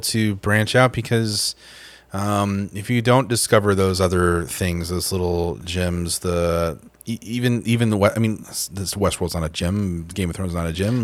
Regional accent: Tulsa, Oklahoma, United States; my hometown of, uh, Tulsa, Oklahoma

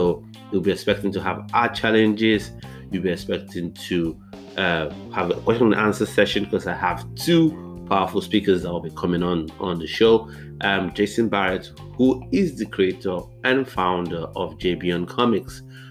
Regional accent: Nigeria; now in United Kingdom; I grew up, I was born in the UK, but I grew up in Nigeria.

